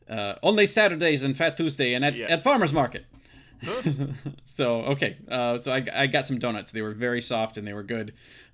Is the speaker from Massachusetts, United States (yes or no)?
no; Michigan, United States; But right, no, I grew up in Michigan.